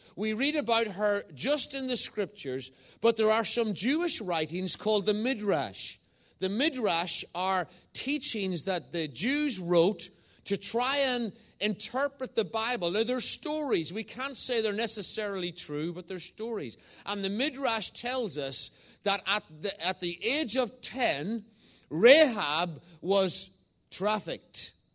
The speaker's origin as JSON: {"language": "English", "region": "Northern Ireland", "country": "United Kingdom", "tie": "born or raised there", "also_born_or_lived": "England", "moved": "as an adult", "lives_now": "Northallerton, United Kingdom", "said": "I'm an Irishman. I was born in the south of Ireland and moved to the north of Ireland as a, a young boy"}